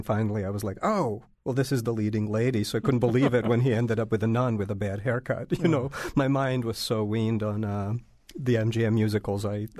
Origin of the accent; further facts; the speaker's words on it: Belgrade, Serbia; now in United States; Yeah, I was born in Belgrade and the families from all over the country.